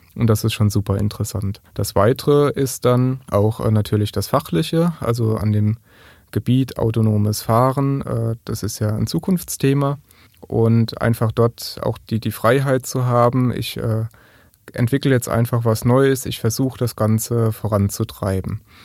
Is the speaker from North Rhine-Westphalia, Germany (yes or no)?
no; Kaiserslautern, Rhineland-Palatinate, Germany; komme ich aus Kaiserslautern